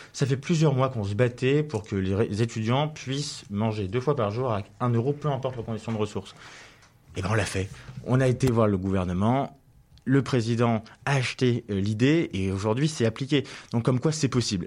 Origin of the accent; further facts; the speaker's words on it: Levallois-Perret, Île-de-France, France; j'ai été élu l'année dernière conseiller municipal dans la ville où je suis né à Levallois, euh, où je vis aussi